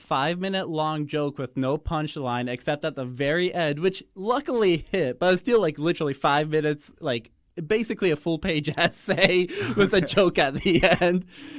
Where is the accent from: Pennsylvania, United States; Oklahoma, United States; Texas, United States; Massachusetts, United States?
Pennsylvania, United States; Waynesburg; I'm from Waynesburg, Pennsylvania, and I know it doesn't sound like it. My mouth is just shaped weird, you know? I've just stuck to the accent.